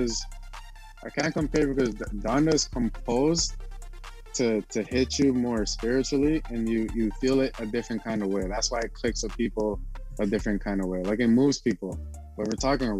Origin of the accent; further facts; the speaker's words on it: Toronto, Ontario, Canada; growing up in Scarborough